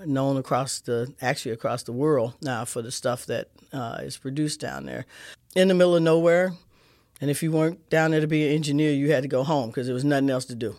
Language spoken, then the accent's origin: English; St. Louis, Missouri, United States; I grew up kid in Saint Louis, in the city